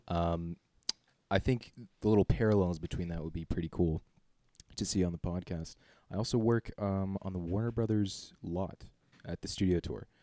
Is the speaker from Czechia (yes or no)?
yes; Czechia; born and raised in the Czech Republic.